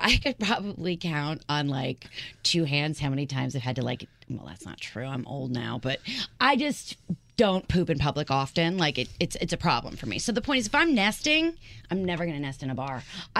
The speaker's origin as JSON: {"language": "English", "region": "the South", "country": "United States", "said": "I'm from the South."}